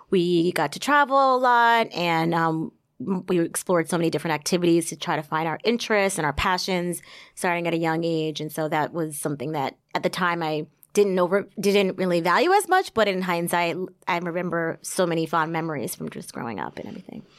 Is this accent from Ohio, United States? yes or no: no; Somerset, New Jersey, United States; born or raised there